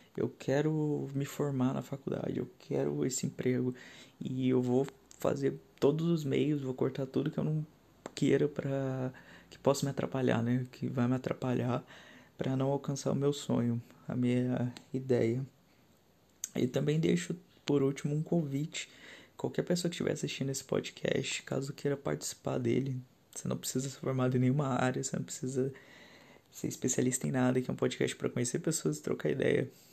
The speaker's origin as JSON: {"language": "Portuguese", "region": "São Paulo", "country": "Brazil", "moved": "yes", "said": "sou paulistano, moro no interior de São Paulo há alguns anos já"}